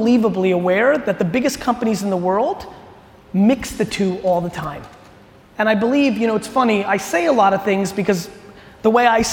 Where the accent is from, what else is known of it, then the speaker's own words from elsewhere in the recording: Edison, New Jersey, United States; also born or lived in Soviet Union / Queens, New York; my family immigrated to the US when I was 3 years old. We moved into a studio apartment in Queens, New York